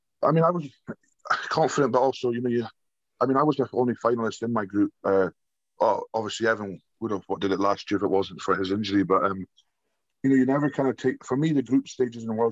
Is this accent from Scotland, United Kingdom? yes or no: yes; Scotland, United Kingdom; born or raised there